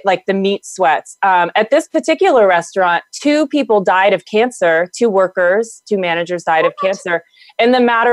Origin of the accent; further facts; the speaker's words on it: the South, United States; I'm from the South